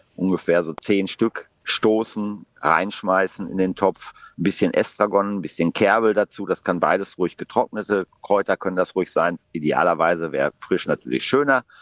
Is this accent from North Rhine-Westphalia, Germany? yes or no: yes; Ruhr area, North Rhine-Westphalia, Germany; ich bin damit im Ruhrgebiet groß geworden